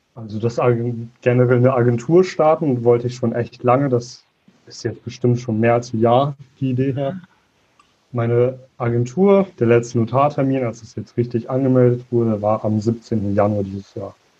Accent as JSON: {"language": "German", "area": "Münster area", "region": "North Rhine-Westphalia", "country": "Germany", "said": "komme aus dem Bereich Münster, aus einer kleinen Vorstadt davon"}